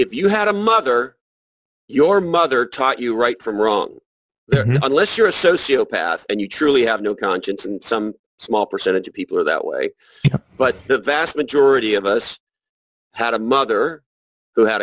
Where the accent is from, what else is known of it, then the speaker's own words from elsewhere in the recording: Montreal, Quebec, Canada; I grew up in Montreal, Canada, and I went to school in the subway